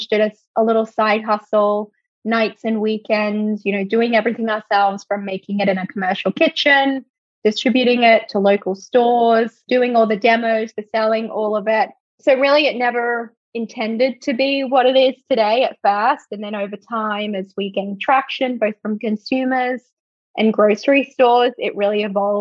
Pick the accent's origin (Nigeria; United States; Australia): Australia; moved away; I'm originally from Australia